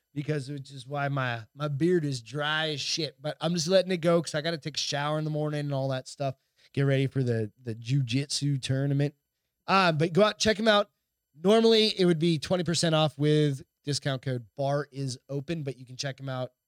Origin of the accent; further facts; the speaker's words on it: Hampton, New Hampshire, United States; my hometown, which is very small. Hampton, New Hampshire's really small